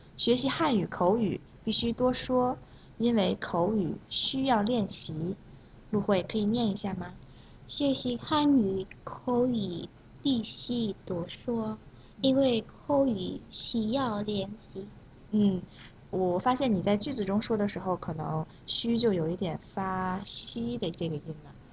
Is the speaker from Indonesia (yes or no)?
yes; Indonesia; Chinese is a second language; 我是来自印尼的